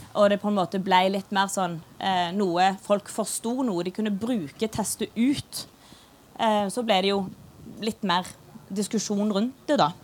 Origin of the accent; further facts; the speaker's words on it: Stavanger, Rogaland, Norway; accent: Stavangersk; jeg snakker stavangersk. Det er jo ingen som forstår stavangersk